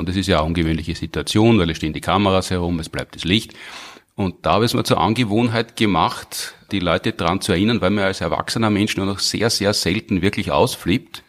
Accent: Graz, Styria, Austria; Ich war ja als Grazer Kind

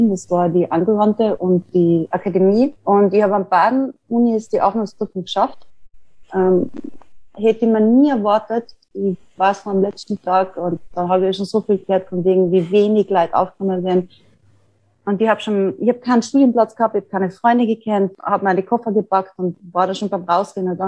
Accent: Tyrol, Austria; an einer Vernissage zu arbeiten, die ich in meinem Heimatort in Tirol gemacht habe.

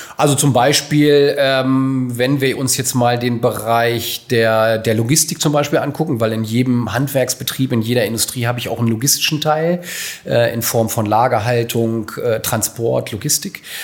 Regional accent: Hanover, Lower Saxony, Germany; gebürtiger Hannoveraner

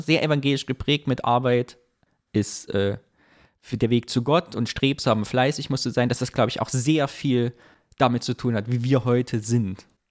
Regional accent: Sondershausen, Thuringia, Germany; moved away; in Sondershausen, da wo ich herkomme

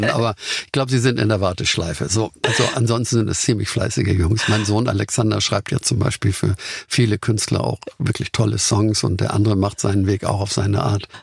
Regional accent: Hamburg, Germany; So als Hamburger haben wir vielleicht gedacht, wir sind ja ein bisschen solide Kaufleute dort.

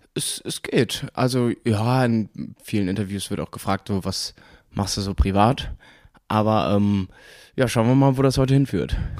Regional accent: Cologne, North Rhine-Westphalia, Germany; also born or lived in Munich; ich komme aus Junkersdorf

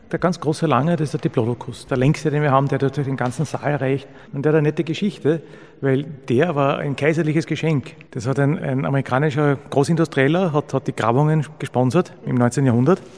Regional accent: Austria; in der Gegend, wo ich aufgewachsen bin, so wie fast überall in Österreich

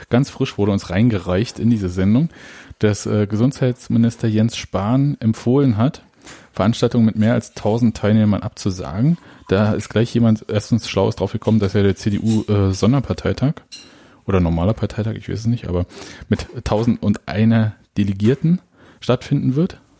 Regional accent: Berlin, Germany; kennen wir ja als Berliner.

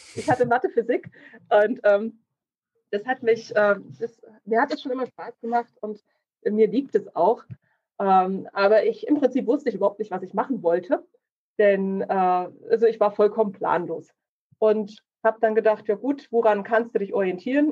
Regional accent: Kleinschmalkalden, Thuringia, Germany; now in Ilmenau, Germany; ich bin aufgewachsen in Kleinschmalkalden.

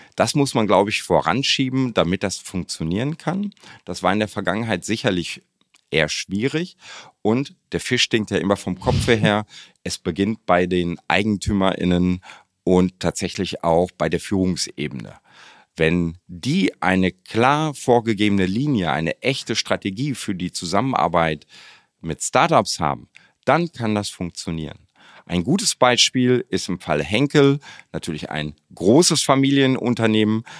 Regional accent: Hamm, North Rhine-Westphalia, Germany; moved away as an adult; also born or lived in Dortmund; now in Düsseldorf, Germany; ich bin Westfale von Hause aus, ich bin gebürtiger Dortmunder, in Hamm groß geworden

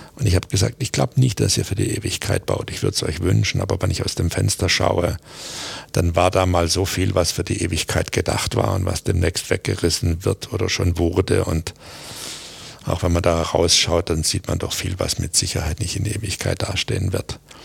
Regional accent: Aalen, Baden-Württemberg, Germany; moved away; also born or lived in Stuttgart; was ich als Bub in Aalen nicht gelernt habe

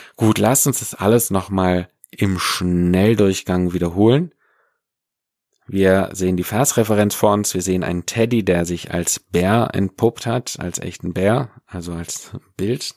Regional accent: Swabia, Germany; im Schwabenland, da wo ich herkomme

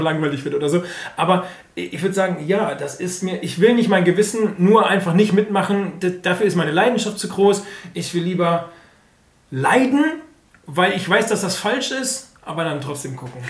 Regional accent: Germany; wir sind auch Deutsche

